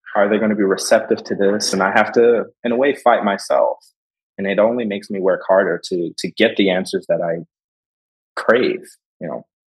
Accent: Philadelphia, Pennsylvania, United States; moved away as an adult; now in Detroit, United States; I'm from Philadelphia

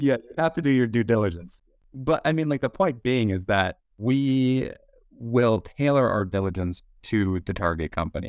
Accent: Boston, Massachusetts, United States; moved away as an adult; now in San Francisco, United States; born and raised in Boston

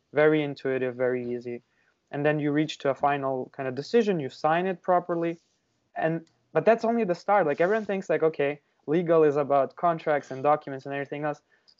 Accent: Ukraine; moved away as an adult; now in Canada; So originally I'm from Ukraine, and I moved to Canada probably like 5 years ago.

